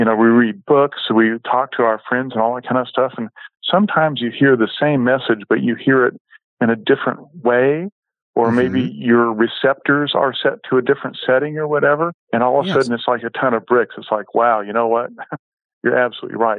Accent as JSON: {"language": "English", "area": "Bay Area", "region": "California", "country": "United States", "tie": "born or raised there", "moved": "yes", "said": "growing up in the Bay Area, we grew up next close to the Ferrari"}